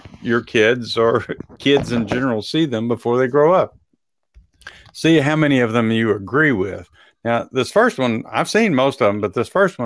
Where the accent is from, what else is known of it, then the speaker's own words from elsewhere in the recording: Texas, United States; growing up in Texas